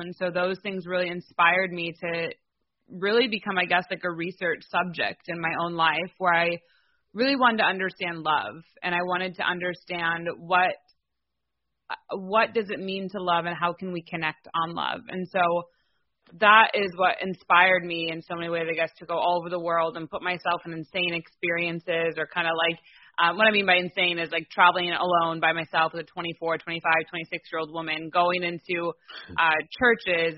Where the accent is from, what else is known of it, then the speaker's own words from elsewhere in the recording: Livonia, Michigan, United States; also born or lived in Detroit, Michigan; I'm from Detroit, Michigan. I grew up right outside called Livonia